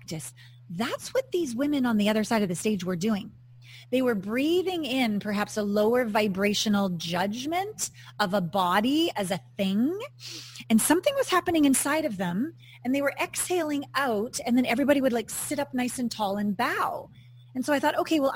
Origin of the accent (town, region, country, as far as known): Kamloops, British Columbia, Canada; born or raised there; moved away as an adult; also born or lived in New Westminster, British Columbia / Los Angeles / Japan / New York City